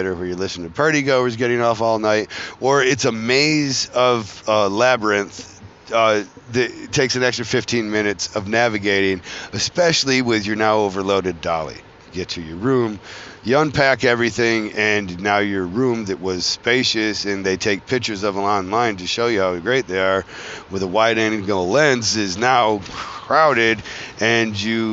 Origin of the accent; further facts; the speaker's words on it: Flint, Michigan, United States; I come from Flint, Michigan